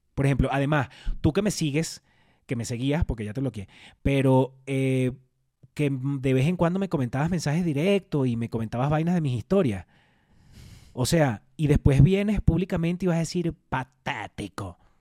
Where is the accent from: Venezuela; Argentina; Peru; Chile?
Venezuela; now in Mexico; somos además dos venezolanos